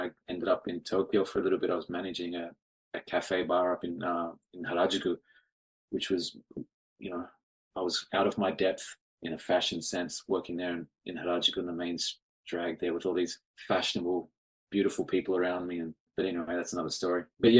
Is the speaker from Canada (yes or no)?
no; Sydney, New South Wales, Australia; moved away as an adult; now in Osaka, Japan; I'm from Sydney originally in Australia. I first came to Japan in 2000, so quite literally 23 years ago now.